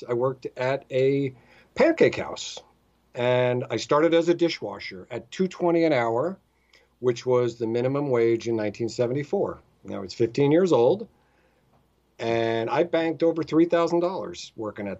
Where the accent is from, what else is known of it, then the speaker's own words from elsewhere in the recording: New Jersey, United States; I grew up in New Jersey